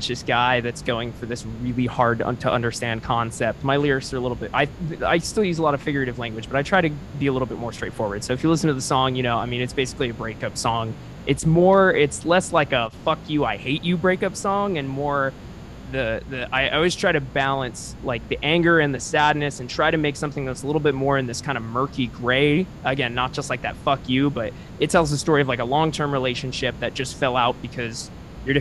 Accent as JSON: {"language": "English", "area": "Orange County", "region": "California", "country": "United States", "tie": "born or raised there", "said": "I was born and raised in Orange County"}